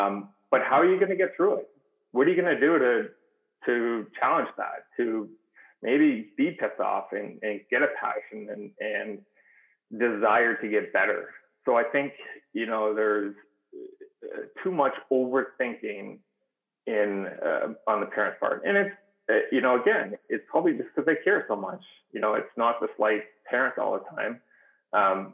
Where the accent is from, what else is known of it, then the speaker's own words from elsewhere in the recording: Kingston, Ontario, Canada; now in Southern California, United States; I grew up in Canada and Kingston